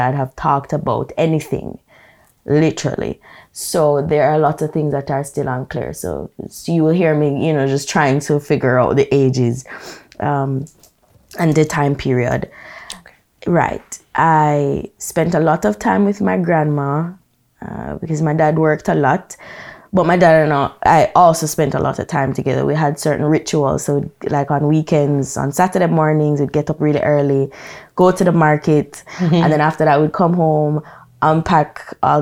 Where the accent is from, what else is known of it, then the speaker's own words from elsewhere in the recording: Brown's Town, Saint Ann, Jamaica; moved away as an adult; also born or lived in Kingston, Jamaica; I am from Brownstown, St. Anne, proper rural Jamaica. I lived there for 18 years